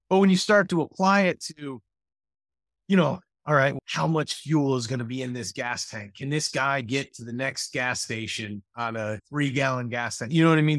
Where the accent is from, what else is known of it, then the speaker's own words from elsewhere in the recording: Mendota, Illinois, United States; I grew up in, uh, Mendota, Illinois